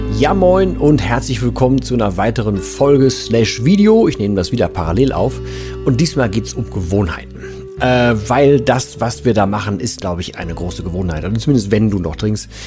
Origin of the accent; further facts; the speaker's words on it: Ruhr area, North Rhine-Westphalia, Germany; hier bei uns im Pott